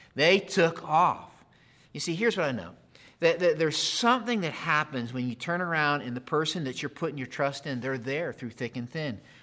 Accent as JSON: {"language": "English", "region": "Pennsylvania", "country": "United States", "tie": "born or raised there", "said": "I grew up in Pennsylvania."}